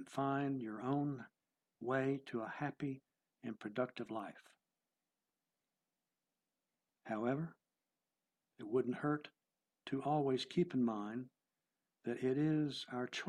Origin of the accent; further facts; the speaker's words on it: Texas, United States; I am from Texas